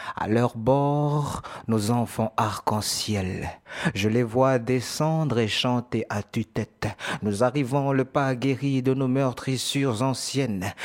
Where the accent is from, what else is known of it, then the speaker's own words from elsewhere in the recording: New Caledonia; moved away as an adult; now in Marseille, France; je viens de Nouvelle-Calédonie.